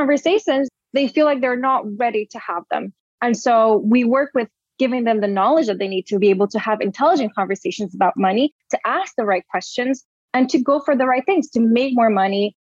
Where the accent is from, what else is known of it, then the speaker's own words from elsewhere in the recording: Brazil; I was born and raised in Brazil